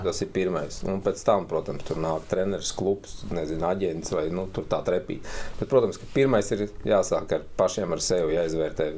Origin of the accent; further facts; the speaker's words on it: Kuldīga, Kurzeme, Latvia; now in Riga, Latvia; Es esmu kuldīgnieks